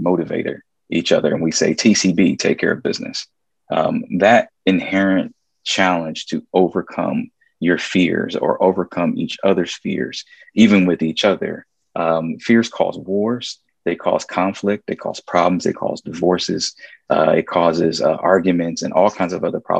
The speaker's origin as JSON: {"language": "English", "town": "Columbus", "region": "Ohio", "country": "United States", "said": "I was from Columbus"}